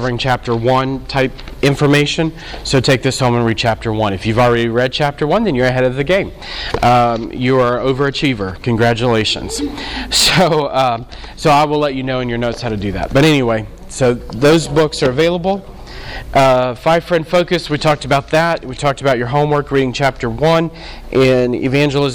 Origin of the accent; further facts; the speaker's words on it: New Orleans, Louisiana, United States; we're from New Orleans, so we've been in all of it.